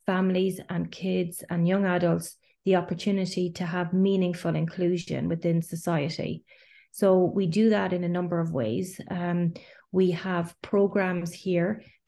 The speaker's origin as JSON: {"language": "English", "country": "Ireland", "also_born_or_lived": "Galway, Ireland", "moved": "as an adult", "lives_now": "Geneva, Switzerland", "said": "I'm Irish"}